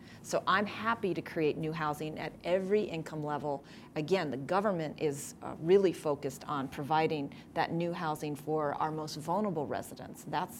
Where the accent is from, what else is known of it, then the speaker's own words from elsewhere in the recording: Oakland, California, United States; this is my hometown. This is the city I was born and raised